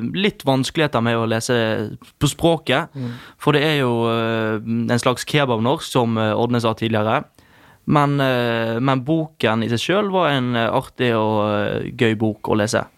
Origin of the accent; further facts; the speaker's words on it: Bergen, Vestland, Norway; oss som bergensere, da, nå snakker jeg for bergensere